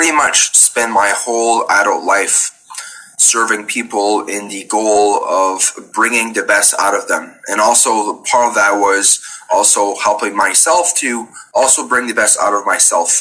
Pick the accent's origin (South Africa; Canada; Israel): Canada; Bouctouche, New Brunswick; I'm from Bouctouche, obviously Acadian.